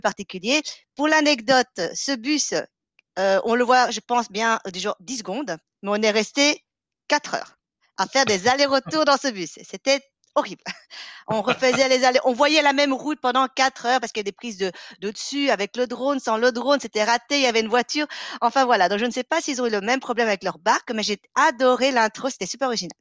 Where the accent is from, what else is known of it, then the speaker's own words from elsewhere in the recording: Belgium; On est belge